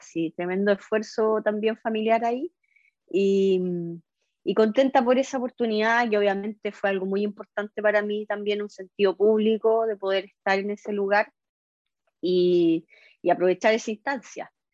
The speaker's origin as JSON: {"language": "Spanish", "town": "San Fernando", "region": "O'Higgins", "country": "Chile", "tie": "born or raised there", "also_born_or_lived": "Coquimbo Region", "said": "Me crié en San Fernando"}